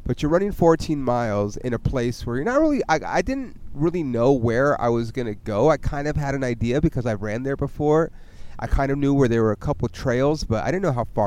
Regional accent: California, United States; also born or lived in Oklahoma; I'm from California

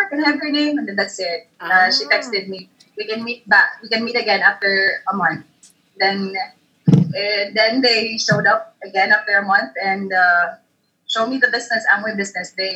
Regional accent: Cebu City, Central Visayas, Philippines; moved away as an adult; now in Manila, Philippines; I was born in Cebu, grew up there, stayed there for 24 years, and then they decided to come back to Manila

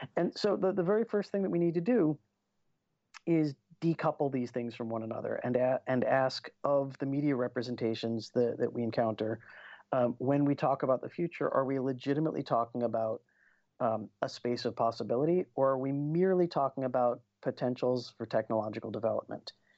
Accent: United States; I grew up in the States

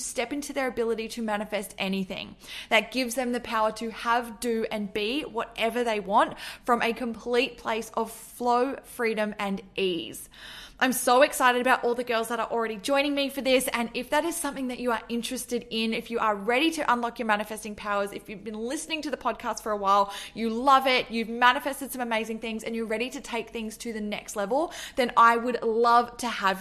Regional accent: Australia; also born or lived in Melbourne; I'm from Australia and I live in Melbourne

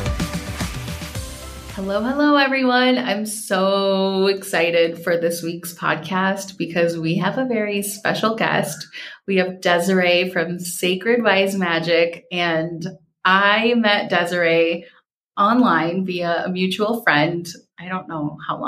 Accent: Minnesota, United States; growing up in Minnesota

